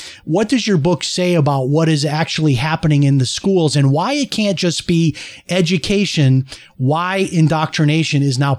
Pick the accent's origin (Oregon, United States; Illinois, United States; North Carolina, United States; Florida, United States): Illinois, United States; Chicago; moved away as an adult; I grew up in Chicago, lived there until I was 18. I'm as Chicago as anybody.